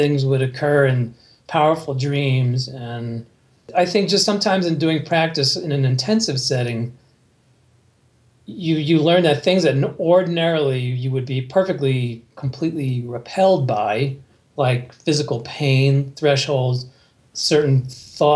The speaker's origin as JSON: {"language": "English", "region": "New Jersey", "country": "United States", "tie": "born or raised there", "said": "I was raised in New Jersey, near, very close to New York City"}